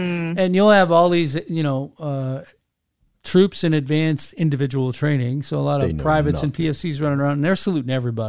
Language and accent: English; Wisconsin, United States; I'm from Wisconsin